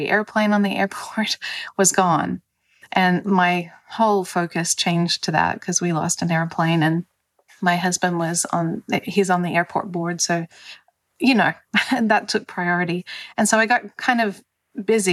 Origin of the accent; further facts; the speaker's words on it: Australia; moved away as an adult; also born or lived in California / Denver; now in United States; I'm actually Australian. So I moved from Australia to California